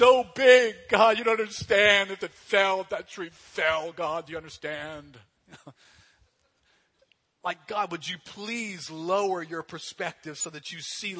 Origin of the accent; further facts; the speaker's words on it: New Orleans, Louisiana, United States; growing up here in New Orleans